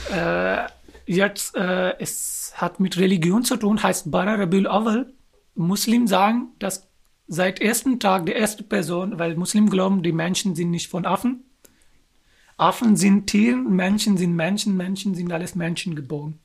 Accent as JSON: {"language": "German", "country": "Pakistan", "second_language": "German", "moved": "yes", "lives_now": "Germany", "said": "ich bin aus Pakistan"}